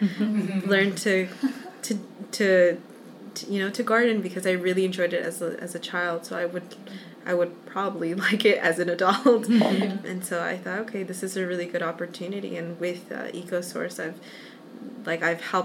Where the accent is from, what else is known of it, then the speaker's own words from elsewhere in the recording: Brampton, Ontario, Canada; I'm from Brampton, but I do travel to Mississauga because it's not that far.